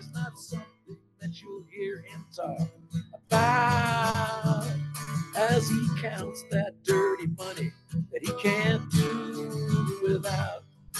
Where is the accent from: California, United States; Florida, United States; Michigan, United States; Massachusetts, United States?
California, United States; Growing up in Southern Cal.